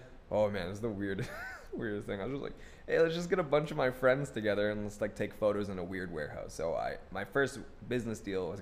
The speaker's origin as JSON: {"language": "English", "country": "Philippines", "said": "But I'm Filipino, so like."}